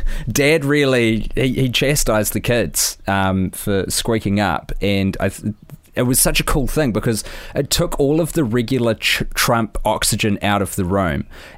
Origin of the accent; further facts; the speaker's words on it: New Zealand; And I'm a dude from New Zealand who was watching the US presidential election first debate